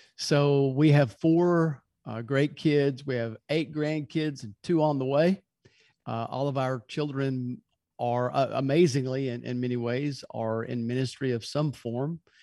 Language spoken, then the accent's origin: English; Louisville, Kentucky, United States; now in Birmingham, United States; originally I'm from Louisville, Kentucky, and we live in Birmingham now